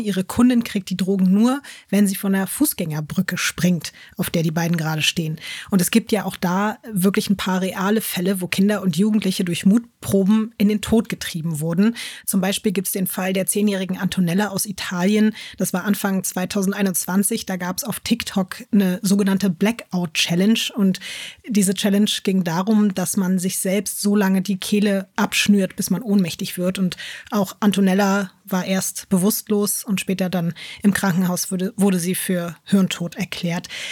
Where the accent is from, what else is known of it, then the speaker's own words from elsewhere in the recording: Berlin, Germany; Ja, also ich habe in Berlin Berlin schon, glaube ich, mit elf oder so meine erste schlimme Schlägerei und mit zwölf, glaube ich, die erste schlimme Messerstecherei gesehen.